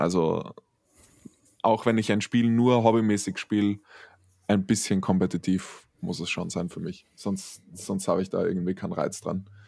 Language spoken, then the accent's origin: German; Styria, Austria; einer der größten Zeitungen in der Steiermark, ähm, habe ich einmal eine komplette Seite bekommen als Steirer des Tages.